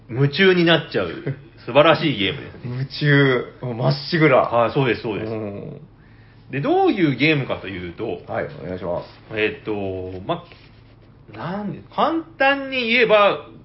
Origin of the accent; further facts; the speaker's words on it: Nagasaki, Japan; 奇遇ですね。長崎。僕らも長崎です